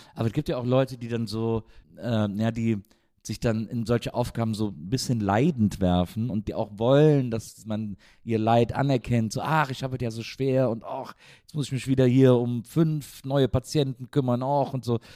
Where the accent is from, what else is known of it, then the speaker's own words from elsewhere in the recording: Wesseling, North Rhine-Westphalia, Germany; ich bin der Wesselinge